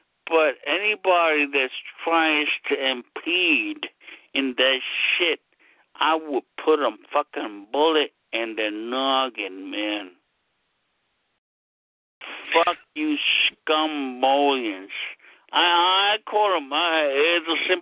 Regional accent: New York City, New York, United States; I'm from Brooklyn, New York

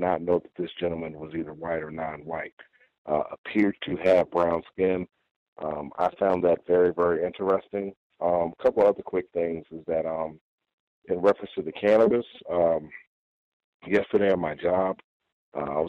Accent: New York City, New York, United States; growing up in New York City

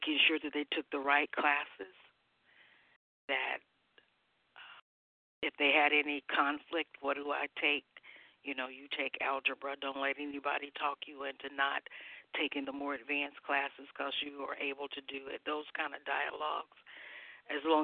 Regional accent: Mississippi, United States; I was born in Mississippi, very, very poor

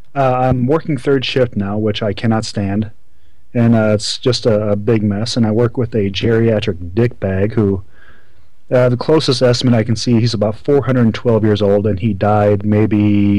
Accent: Iowa, United States; I'm from Iowa, believe it or not.

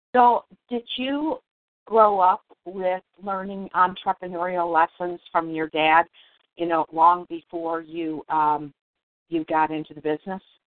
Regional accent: Detroit, Michigan, United States; I grew up in Detroit

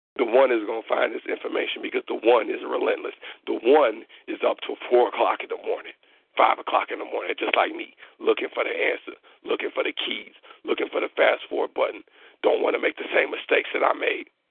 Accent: Chicago, Illinois, United States; I'm from Chicago. All right, I am from a place where everybody is a hustler

